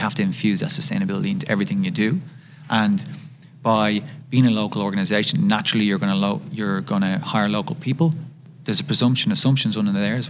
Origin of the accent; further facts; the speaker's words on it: Ireland; I'm from Ireland, as I'm sure you can tell. I'm very proud of my Irish culture.